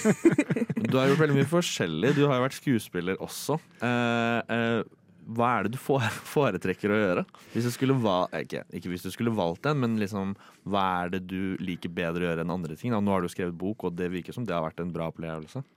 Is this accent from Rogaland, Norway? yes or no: no; Tønsberg, Vestfold, Norway; also born or lived in Oslo; Jeg er jo søring, og uh, jeg vet ikke om jeg kjenner meg mest igjen i Oslo eller Tønsberg, der jeg er fra.